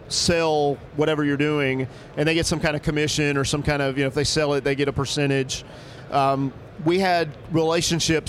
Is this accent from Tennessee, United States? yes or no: no; Alabama, United States; now in New York, United States; I grew up in Alabama